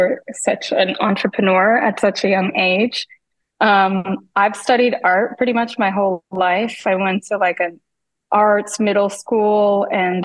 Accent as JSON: {"language": "English", "town": "Tampa", "region": "Florida", "country": "United States", "tie": "born or raised there", "also_born_or_lived": "Portland", "moved": "as an adult", "said": "I grew up in Tampa, Florida"}